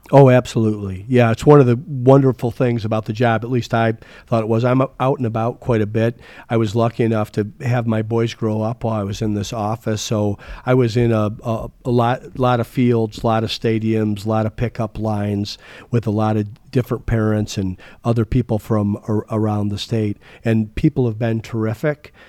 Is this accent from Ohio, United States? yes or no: yes; Toledo, Ohio, United States; also born or lived in Chicago; now in Arizona, United States; I grew up in Toledo, but I, my career took me all over the, or many places in the country.